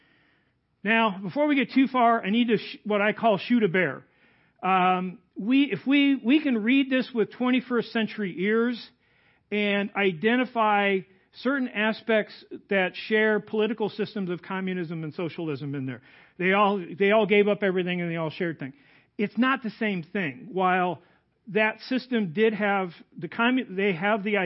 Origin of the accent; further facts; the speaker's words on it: Goodfield, Illinois, United States; also born or lived in Lacon, Illinois; I grew up outside of Goodfield.